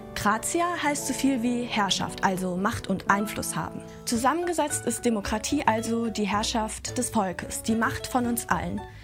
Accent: Germany; bei uns in Deutschland

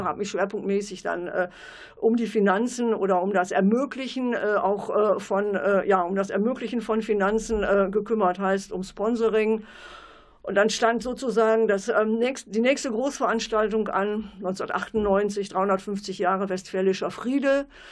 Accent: Rheine, North Rhine-Westphalia, Germany; also born or lived in Cologne / Aurich; now in Münster, Germany; ich komme gebürtig aus Rheine

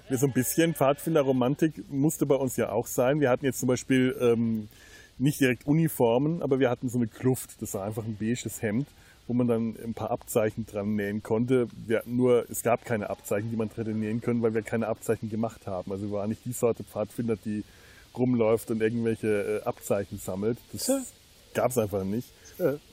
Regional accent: Bavaria, Germany; Da bin ich als Unterfranke auch neidlos, gestehe ich das den Oberfranken gerne zu.

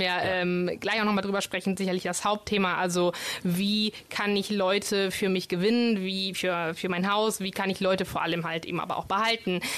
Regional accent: Bologna, Emilia-Romagna, Italy; first language Italian; German is a second language; moved away as an adult; now in Düsseldorf, Germany; Ich komme aus Bologna ursprünglich.

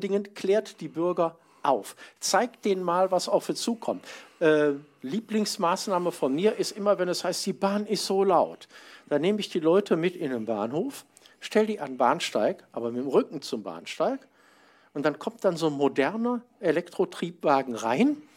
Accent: Mönchengladbach, North Rhine-Westphalia, Germany; in Mönchengladbach, um, wo ich herkomme, wo ich mhm. wohne

